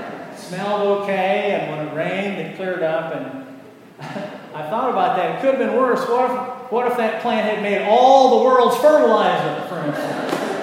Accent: Waverly, Iowa, United States; moved away; I remembered my hometown with such affection. I grew up a Methodist, but had all these great Lutheran institutions, Lutheran Mutual Life Insurance, and a college, Wartburg College

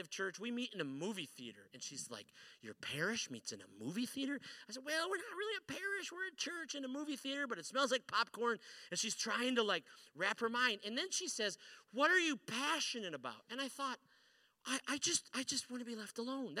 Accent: Detroit, Michigan, United States; also born or lived in Chicago; now in Central Michigan, United States; I grew up here in a city called Detroit, and then I moved over here to a city called Chicago, and then I moved up here to the very middle of the mitten

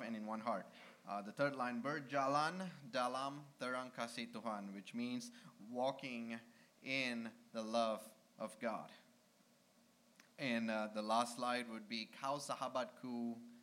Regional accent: Malaysia; first language Malay; English is a second language; now in United States; our first song is actually from my language back in Malaysia. I'm from Malaysia.

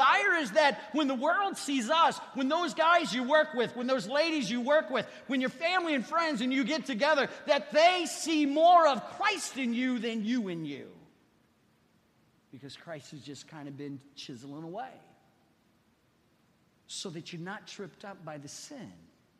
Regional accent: Ohio, United States; moved away; I was raised in Ohio

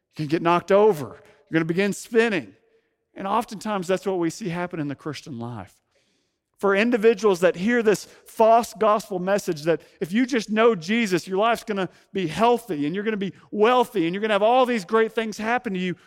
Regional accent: Fayetteville, Arkansas, United States; moved away as an adult; also born or lived in San Francisco Bay Area; now in San Francisco, United States; for most of my life, before moving to the Bay Area, home was the Ozark Mountains of Northwest Arkansas

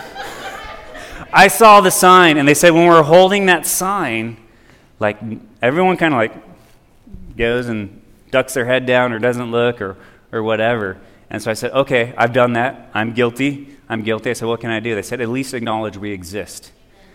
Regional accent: Oroville, California, United States; Back in my hometown of Oroville

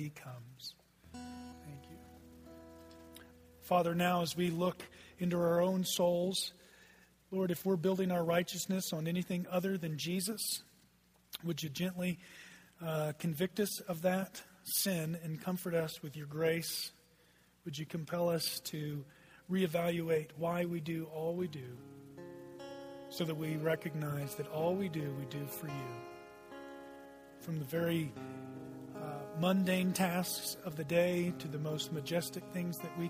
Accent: Texas, United States; also born or lived in Oklahoma; I just said ain't from the pulpit, because I'm from Texas

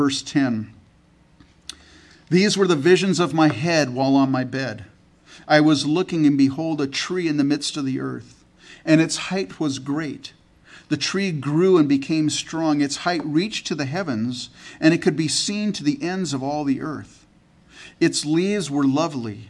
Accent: California, United States; also born or lived in Canada; I was born in Canada and grew up in California in the United States.

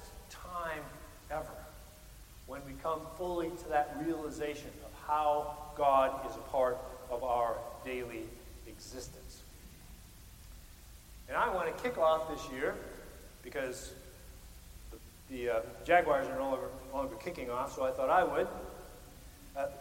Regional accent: Midwest, United States

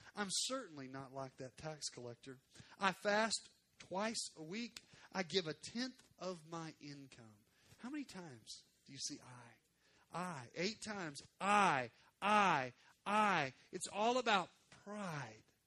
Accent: Arkansas, United States; moved away; I'm from Arkansas.

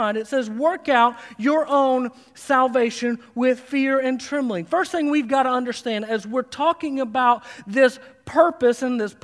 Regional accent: Harlan County, Kentucky, United States; moved away; my hometown, Harlan County, USA

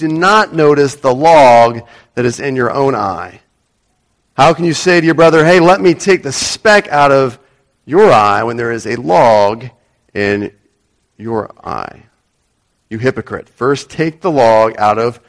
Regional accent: United States; moved away; people from my own nationality

